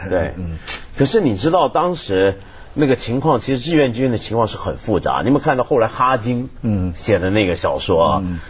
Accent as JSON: {"language": "Chinese", "country": "Taiwan", "tie": "born or raised there", "said": "我记得我小时候在台湾见到"}